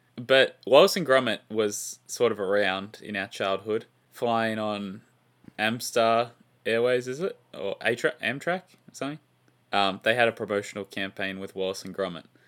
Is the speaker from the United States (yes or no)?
no; Australia; as an Australian